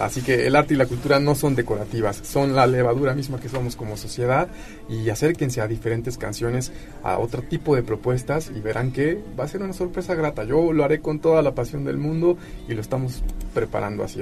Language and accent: Spanish; Puebla, Mexico; como poblanos